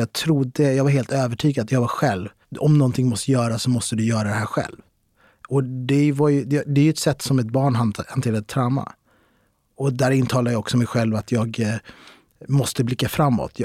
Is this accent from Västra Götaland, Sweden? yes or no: no; Stockholm, Stockholm County, Sweden; jag är uppväxt i Kista, mina föräldrar kommer från Marocko